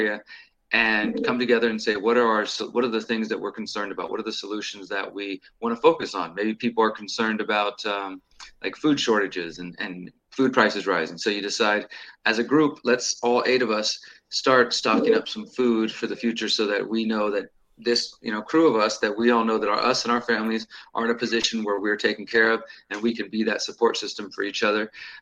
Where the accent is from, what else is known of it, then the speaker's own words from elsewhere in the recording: Houston, Texas, United States; moved away as an adult; now in Mexico; I'm originally from Houston, where I'm at right now. I actually live in Mexico at the moment, but I'm originally from Texas, and I've been here most of my life